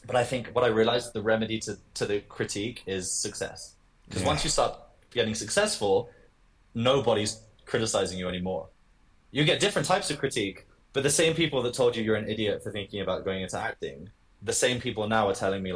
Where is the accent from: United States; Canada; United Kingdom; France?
United Kingdom; London; I was born in London. I was raised in London.